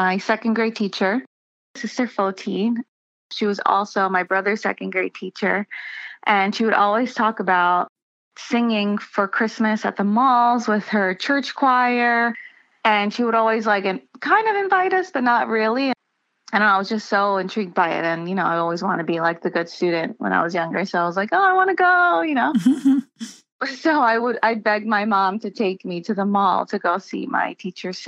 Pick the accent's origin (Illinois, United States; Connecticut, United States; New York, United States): New York, United States; New York City; also born or lived in Long Island, New York; I grew up in New York, first in Queens, and then we moved out to Long Island when I was a teenager